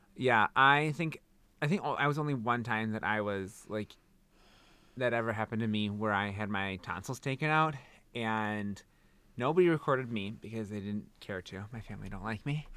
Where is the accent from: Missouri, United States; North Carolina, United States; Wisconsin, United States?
Wisconsin, United States; I say bag because I'm from Wisconsin